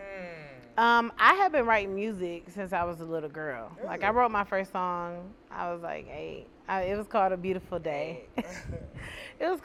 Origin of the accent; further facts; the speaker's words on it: Dallas, Texas, United States; moved away; also born or lived in Ohio; I'm from Dallas, Texas